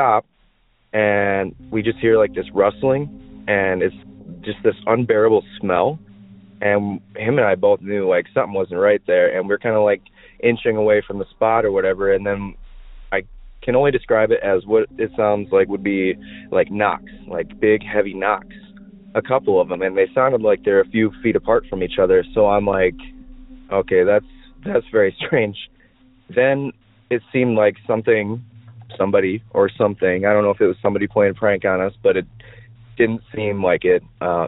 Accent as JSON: {"language": "English", "town": "Maiden Rock", "region": "Wisconsin", "country": "United States", "tie": "born or raised there", "said": "So I grew up in Wisconsin, and more specifically, I lived in a town at the time called Maiden Rock, Wisconsin."}